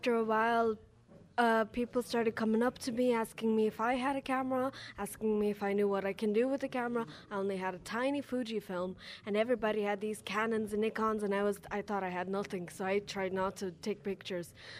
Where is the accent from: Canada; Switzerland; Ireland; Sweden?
Ireland; also born or lived in Lithuania; I'm originally from Lithuania, but I grew up here in Ireland